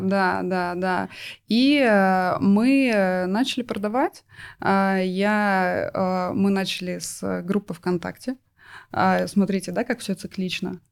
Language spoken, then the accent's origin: Russian; Novosibirsk, Novosibirsk Oblast, Russia; я из Новосибирска мы с мужем оттуда